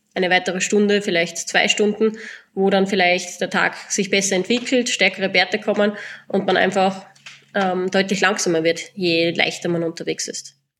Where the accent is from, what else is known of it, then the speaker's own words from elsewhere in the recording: southern Styria, Austria; Ich komme ursprünglich aus der Südsteiermark